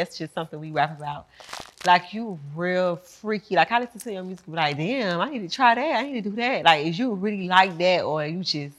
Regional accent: the South, United States; I'm from the South, too

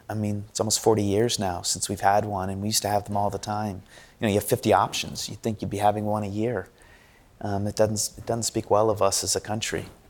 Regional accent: United States; We Americans

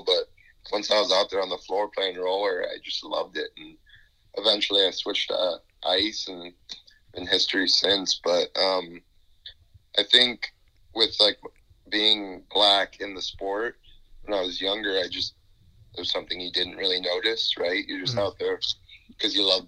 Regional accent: Las Vegas, Nevada, United States; moved away as an adult; now in Arizona, United States; When I was growing up in Vegas

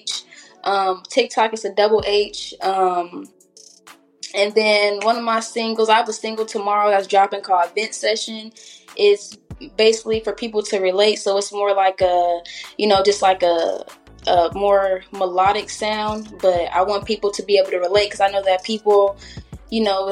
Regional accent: Riverside, California, United States; I'm from Riverside

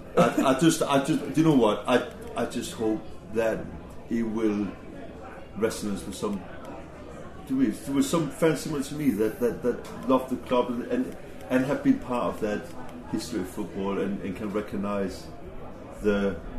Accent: Denmark; moved away as an adult; now in England; me growing up in Denmark

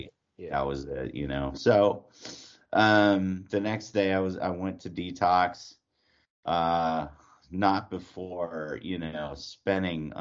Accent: New Orleans, Louisiana, United States; accent: New York-like; also born or lived in Pineville, Louisiana / Atlanta, Georgia / Portland; now in Austin, United States; I was born and raised in New Orleans.

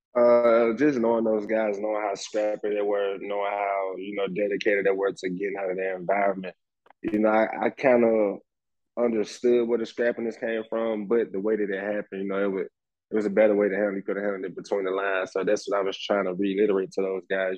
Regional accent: Birmingham, Alabama, United States; growing up in Birmingham playing football

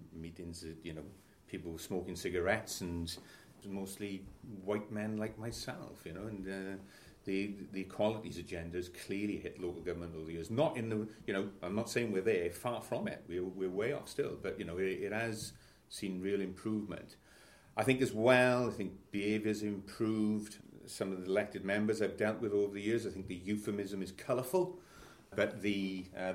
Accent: Ebbw Vale, Gwent, South Wales Valleys, United Kingdom; I'm from Aberfyle. I'm from the South Wales Valleys. Coming up to my 58th birthday. As I say, a native of Gwent

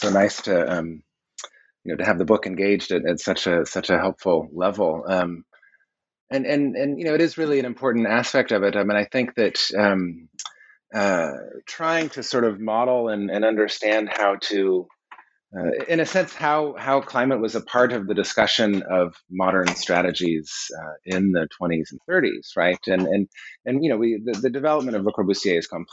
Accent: Colorado, United States; growing up in Colorado in the 1970s and 80s, there were solar houses everywhere

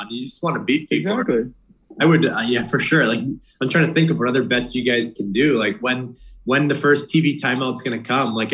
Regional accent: Boston, Massachusetts, United States; I want to listen to them I'm from Boston.

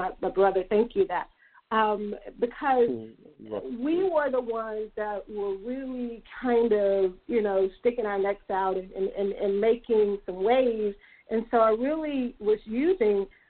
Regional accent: Mississippi, United States; now in Atlanta, United States; I'm from Mississippi.

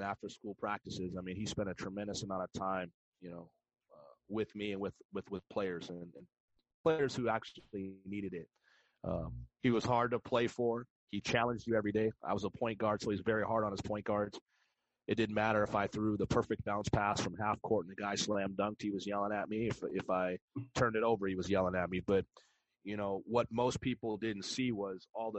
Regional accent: La Puente, California, United States; I was born and raised in La Puente, California

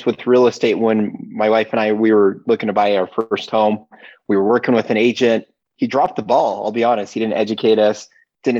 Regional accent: Turlock, California, United States; moved away as an adult; now in Utah, United States; I grew up in a small town. It's called Turlock, California.

